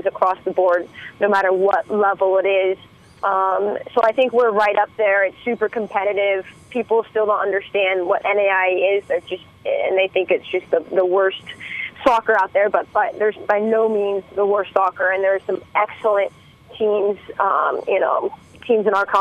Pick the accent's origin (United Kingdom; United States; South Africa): United States; San Francisco, California; it's right next to my hometown. I'm from San Francisco